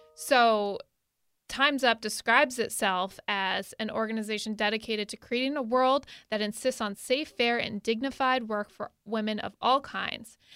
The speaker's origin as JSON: {"language": "English", "region": "Connecticut", "country": "United States", "moved": "yes", "said": "I'm originally from Connecticut, and my, uh, senator, Richard Blumenthal, was there"}